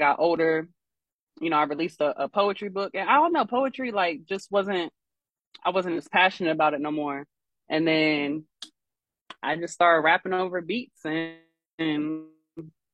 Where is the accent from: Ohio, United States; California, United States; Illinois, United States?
Ohio, United States; Columbus; now in Norfolk, United States; I'm originally from Columbus, Ohio